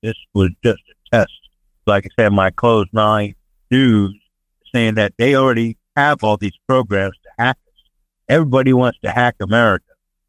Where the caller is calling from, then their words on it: Sarasota, Florida, United States; Morning, Mr. Carl, Mr. Frank. Driver … down here in Sarasota.